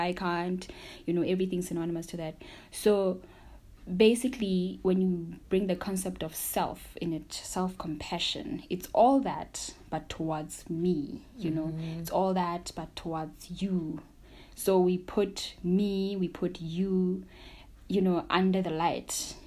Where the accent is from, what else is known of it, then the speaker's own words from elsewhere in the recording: Maseru, Maseru District, Lesotho; I'm from Maseru, Lesotho, and I am a mental health practitioner